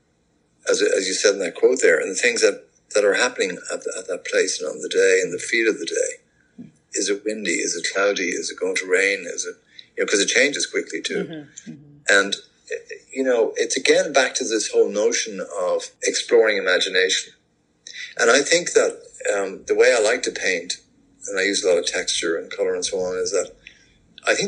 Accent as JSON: {"language": "English", "town": "Dublin", "region": "Leinster", "country": "Ireland", "tie": "born or raised there", "also_born_or_lived": "Birmingham, United Kingdom / South Kilkenny, Ireland", "moved": "as an adult", "lives_now": "Atlanta, United States", "said": "being a Dubliner, I grew up in Rialto, which is on the fringe of the Liberties"}